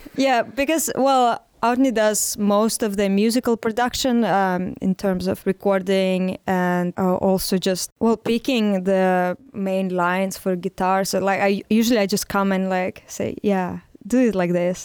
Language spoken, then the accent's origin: English; Saint Petersburg, Russia; English is a second language; moved away as an adult; also born or lived in Neryungri, Yakutia, Russia; now in Barcelona, Spain; I lived there with my family and I grew up mostly there